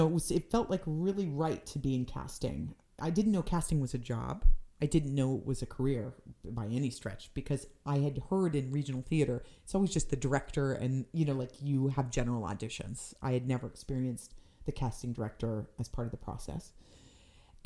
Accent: West Coast, United States; moved away; also born or lived in North Carolina / New York City; I'm from the West Coast.

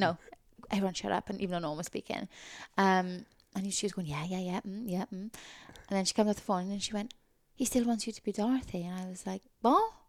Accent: Tonypandy, Wales, United Kingdom; moved away; I'm from Tonopah-Andy, which is a place in the South Wales Valleys, where I loved, I love growing up there

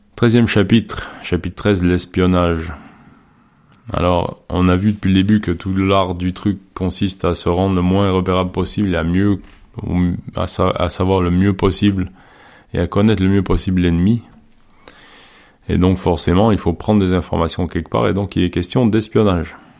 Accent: Quebec, Canada; j'ai grandi au Québec

